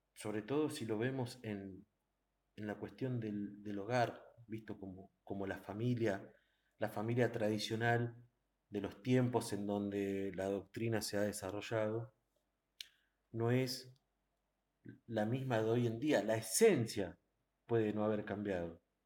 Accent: Argentina; nosotros como argentinos

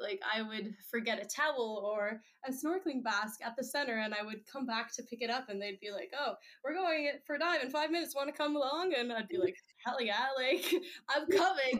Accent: Netherlands; moved away; I grew up in the Netherlands

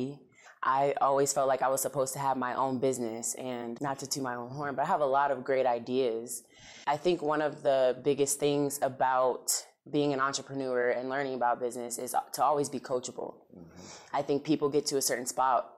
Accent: Rochester, New York, United States; now in Florida, United States; I was born in Rochester, New York

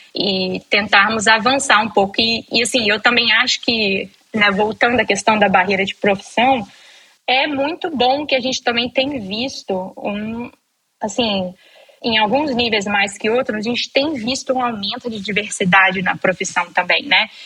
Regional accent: Espírito Santo, Brazil; eu sou capixaba, nascida e criada lá

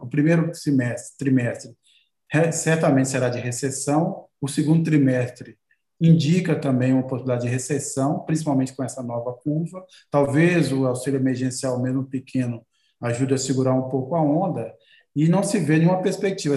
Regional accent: Governador Valadares, Minas Gerais, Brazil; moved away; Governador Valadares, minha cidade natal

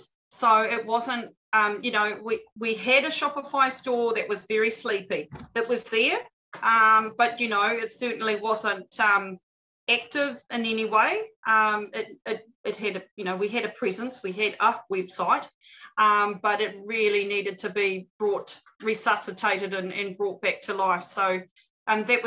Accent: Auckland, New Zealand; also born or lived in Tōrere; now in Ōpōtiki, New Zealand; we're from Pōtiki, but I grew up in Mount Eden in Auckland

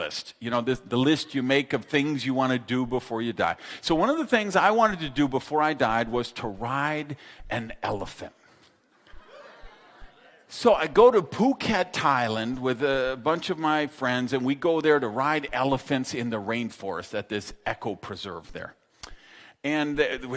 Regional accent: Madison, Wisconsin, United States; I grew up in Madison, Wisconsin

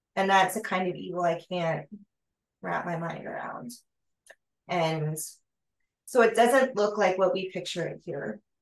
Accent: United States

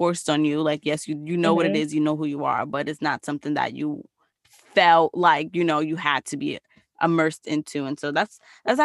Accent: New York City, New York, United States; first language Spanish; English is a second language; I grew up speaking Spanish, and like, you know, I went to school down the block from you, like elementary school, because I went to PS 190

